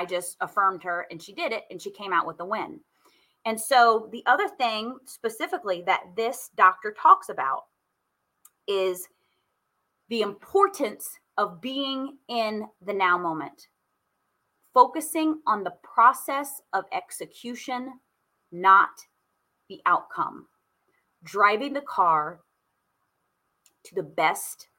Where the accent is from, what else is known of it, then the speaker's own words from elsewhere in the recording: Indianapolis, Indiana, United States; I am from Indy